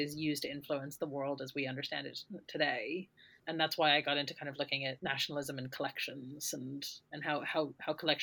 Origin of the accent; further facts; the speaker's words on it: United States; moved away as an adult; now in United Kingdom; I'm American, and I moved over here to do my undergraduate degree